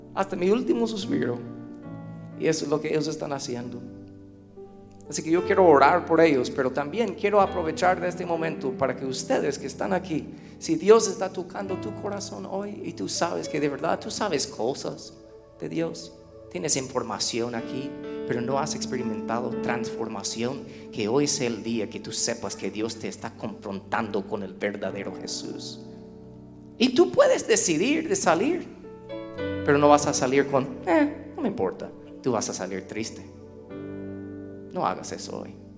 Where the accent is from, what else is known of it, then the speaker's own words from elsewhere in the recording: United States; Spanish is a second language; somos gringos